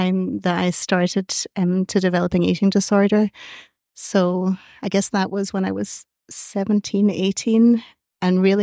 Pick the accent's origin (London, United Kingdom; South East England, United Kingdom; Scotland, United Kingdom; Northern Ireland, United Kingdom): Scotland, United Kingdom; now in Ireland; I'm from Scotland originally. And so I grew up in Scotland